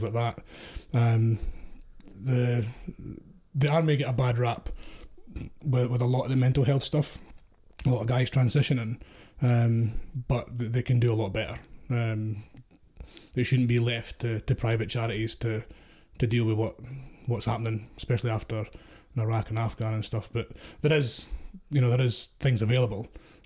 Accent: Ayrshire, Scotland, United Kingdom; I'm from Ayrshire

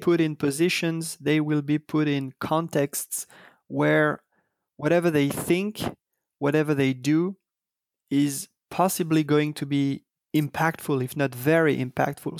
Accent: Paris, Île-de-France, France; I was, uh, born and raised in Paris

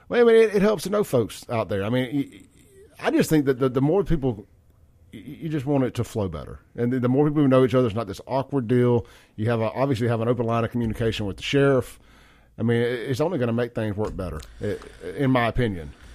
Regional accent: Jackson, Mississippi, United States; also born or lived in Byram; grew up born and raised in Jackson.

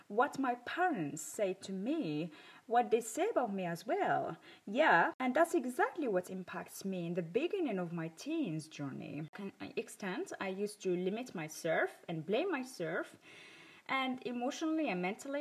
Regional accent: Morocco; I grew up in Morocco

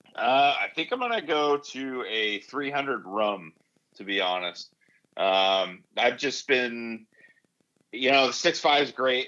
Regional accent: the Sierra / Eastern Sierras, California, United States; moved away as an adult; I grew up in the Sierra, you know, camping and uh, backpacking in the Eastern Sierras

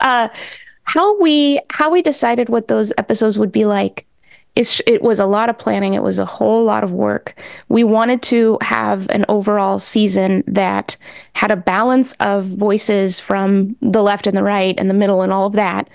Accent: New England, United States; also born or lived in Mexico; So my parents and I are Mexican immigrants. Um, we came over when I was, like, six, Mm-hmm. and I grew up in New England

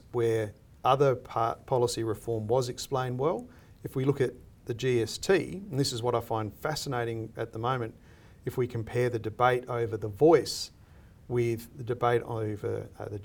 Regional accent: Australia; I see myself as an Australian

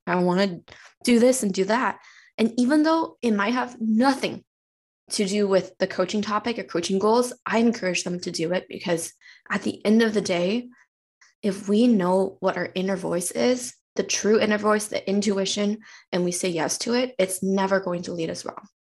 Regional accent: Chengdu, Sichuan, China; also born or lived in San Francisco area, United States; now in San Francisco, United States; I was actually born and raised in China. I came from a province called Sichuan

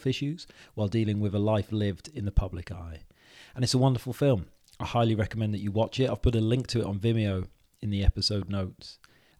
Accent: Wales, United Kingdom; now in England, United Kingdom; because I'm Welsh, you see, and I live in England. And when I go back to Wales

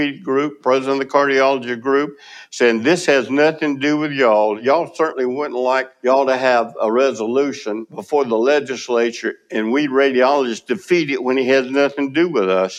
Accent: Moultrie, Georgia, United States; moved away as an adult; now in Tallahassee, United States; growing up in Colquitt County, Moultrie, Georgia.

